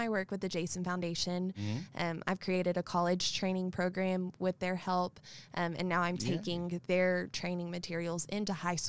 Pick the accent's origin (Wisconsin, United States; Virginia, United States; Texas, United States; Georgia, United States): Texas, United States; Fairfield; Yes, I'm from Fairfield, Texas